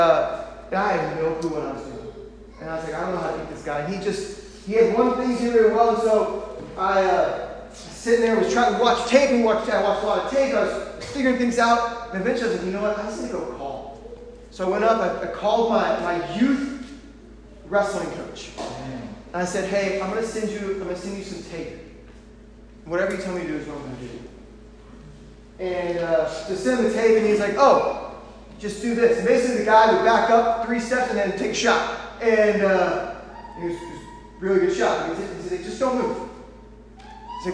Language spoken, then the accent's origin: English; St. Louis, Missouri, United States; I grew up in St. Louis